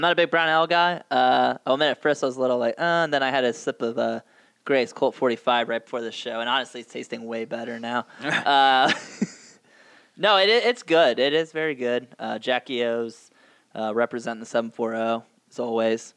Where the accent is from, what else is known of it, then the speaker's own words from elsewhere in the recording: Hocking County, Ohio, United States; I'm from Hocking County